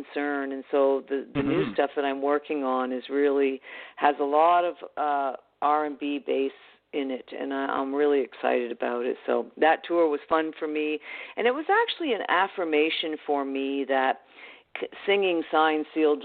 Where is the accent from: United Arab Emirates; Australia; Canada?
Canada; I'm Canadian